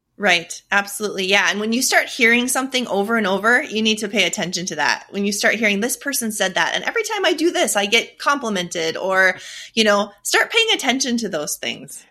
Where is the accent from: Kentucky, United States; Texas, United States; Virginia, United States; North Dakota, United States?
North Dakota, United States; I'm from North Dakota. That's a story in and of itself. I survived North Dakota winters for forty-plus years.